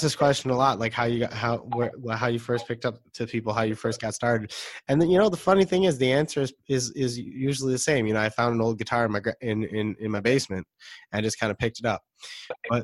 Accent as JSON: {"language": "English", "town": "Detroit", "region": "Michigan", "country": "United States", "moved": "yes", "said": "I'm from Detroit, Michigan originally"}